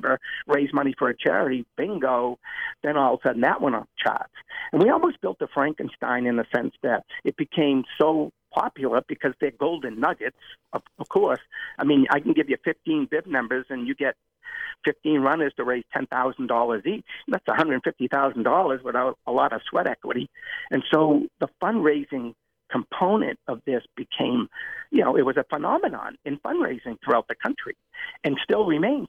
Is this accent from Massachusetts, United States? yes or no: yes; Medford, Massachusetts, United States; I opened up a running center in my hometown of Medford